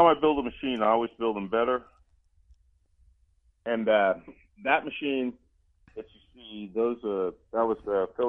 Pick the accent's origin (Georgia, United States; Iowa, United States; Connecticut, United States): Georgia, United States; Columbus; I'm from Georgia, so in and I was out. Yeah, I was born in Columbus.